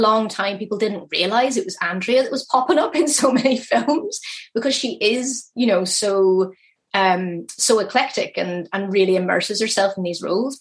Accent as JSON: {"language": "English", "town": "Belfast", "region": "Northern Ireland", "country": "United Kingdom", "tie": "born or raised there", "said": "that's my hometown."}